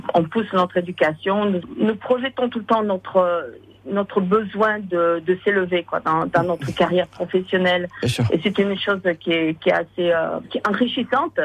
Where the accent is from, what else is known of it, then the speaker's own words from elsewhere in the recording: Irouléguy, Nouvelle-Aquitaine, France; moved away as an adult; now in Los Angeles, United States; je suis euh, à la base euh, d'élevée à Iroulégui